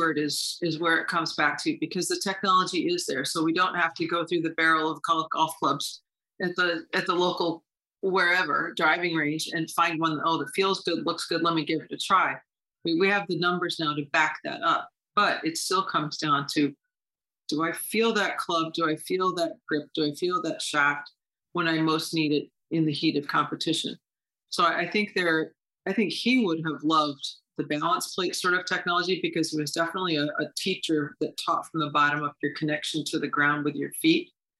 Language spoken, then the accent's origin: English; Horseheads, New York, United States; 10 minutes from home, growing up in Horseheads.